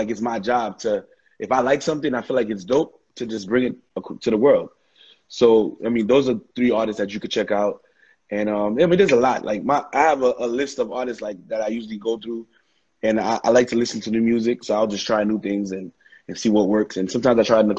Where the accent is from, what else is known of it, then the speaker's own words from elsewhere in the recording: New York City, New York, United States; I'm from Brooklyn